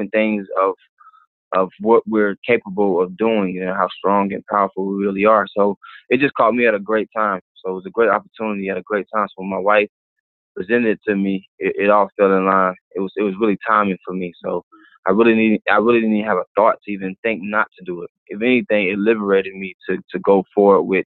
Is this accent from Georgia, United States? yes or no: yes; Atlanta, Georgia, United States; I'm born and raised here in Atlanta, Georgia